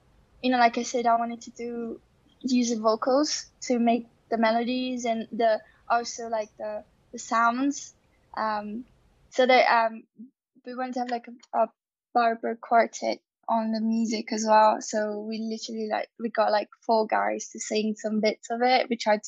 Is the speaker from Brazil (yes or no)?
yes; Brazil; first language Portuguese; English is a second language; my first language is Portuguese, Brazilian Portuguese, and in Portuguese we compare things a lot